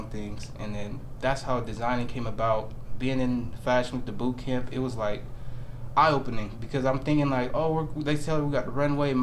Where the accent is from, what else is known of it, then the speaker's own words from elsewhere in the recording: Sacramento, California, United States; I'm from Sacramento